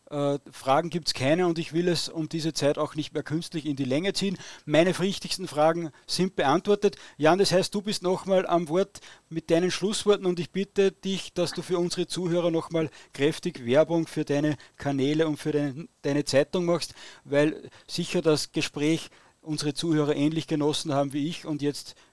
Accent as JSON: {"language": "German", "country": "Austria", "said": "Und da muss ich als Österreicher natürlich sagen, in Österreich gibt es keine Korruption."}